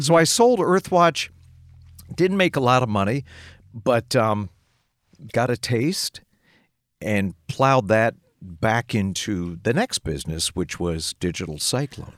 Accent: Lancaster, Pennsylvania, United States; moved away as an adult; also born or lived in Minneapolis / Chicago; I grew up in the Amish country of Lancaster, P A, west of Philly

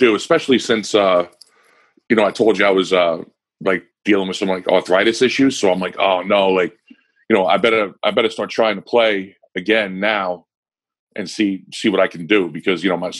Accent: Long Island, New York, United States; now in Pennsylvania, United States; I'm from Long Island

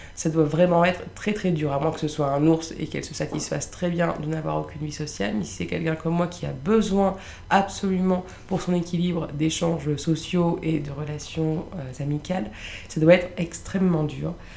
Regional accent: Lille, Hauts-de-France, France; moved away as an adult; now in Paris, France; Je suis originaire de Lille.

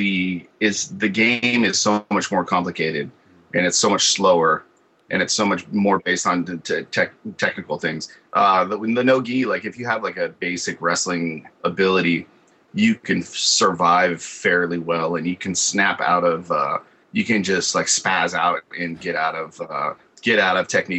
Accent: Hayward, California, United States; also born or lived in Oakland, California; I'm from the Bay Area, but Hayward, Oakland area. My dad lived in Oakland, my mom lived in Hayward.

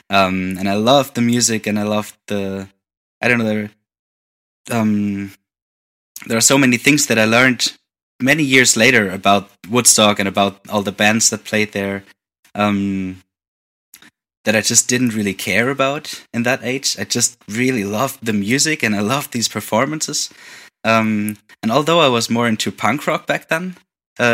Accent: near Wiesbaden, Hesse, Germany; moved away as an adult; also born or lived in Hamburg; now in Berlin, Germany; very close to my hometown. Like, the nearest bigger city is called Wiesbaden

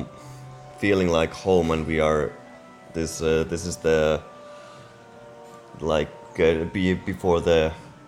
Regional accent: Finland; I'm also from Finland

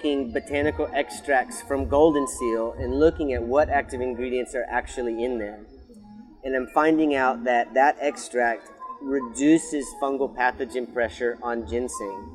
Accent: Tennessee, United States; I grew up in Tennessee

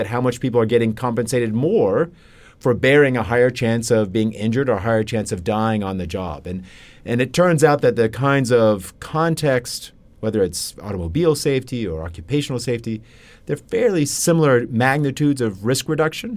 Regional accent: Lexington, Kentucky, United States; I grew up in Lexington, Kentucky, on a farm just outside of the town.

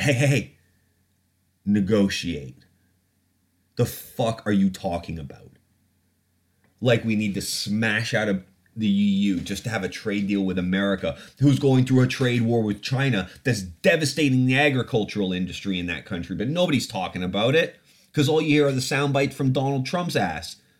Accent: Canada; now in United Kingdom; I grew up in Canada

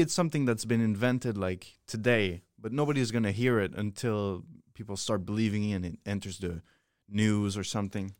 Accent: Switzerland; moved away; I come from Switzerland

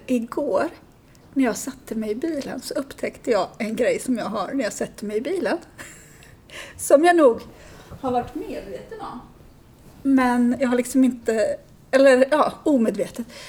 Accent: Sweden; jag är ju svensk

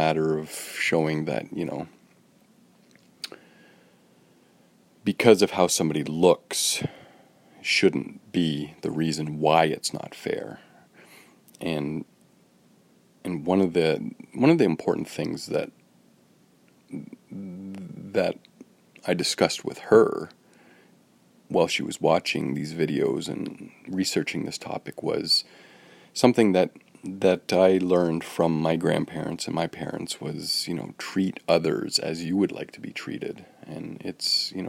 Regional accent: Woodstock, Ontario, Canada; born or raised there; now in Toronto, Canada

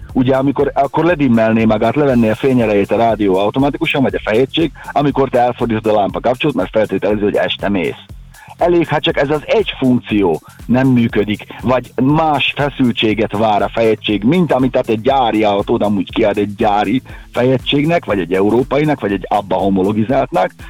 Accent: Hungary; mi magyarok vagyunk

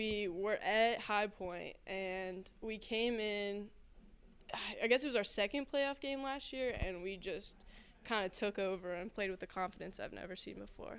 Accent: Laurel, Maryland, United States; It's different for sure. I mean, half the time in Maryland, you don't even say hello to someone walking across from you.

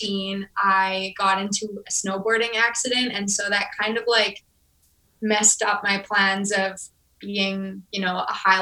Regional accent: Edmonton, Alberta, Canada; also born or lived in Vermilion, Alberta; we had moved to Edmonton when I was 7. So Edmonton's pretty much home

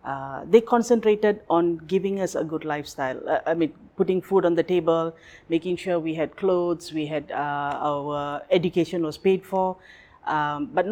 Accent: Kuala Lumpur, Malaysia; moved away as an adult; now in Phuket, Thailand; I was born and bred in Kuala Lumpur. Life, everything. Schooling, working, everything was in KL.

